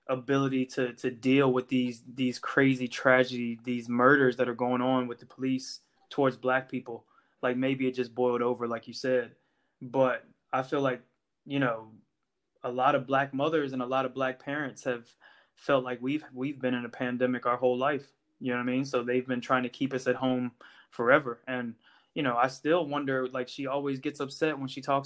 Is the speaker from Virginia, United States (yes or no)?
yes; Virginia, United States; moved away as an adult; also born or lived in North Carolina; now in Ireland; I grew up in Virginia